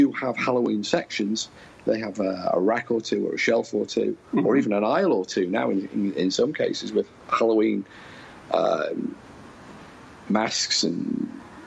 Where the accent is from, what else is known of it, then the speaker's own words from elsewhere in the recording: United Kingdom; as a Brit